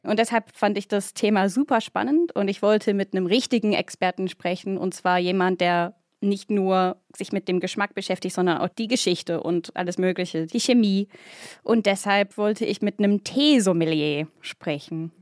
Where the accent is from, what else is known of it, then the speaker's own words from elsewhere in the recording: United Kingdom; now in Germany; bin ich auch Britin